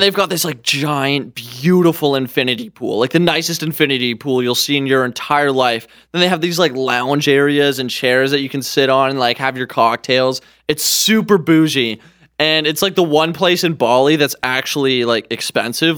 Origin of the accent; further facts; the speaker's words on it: Canada; as a Canadian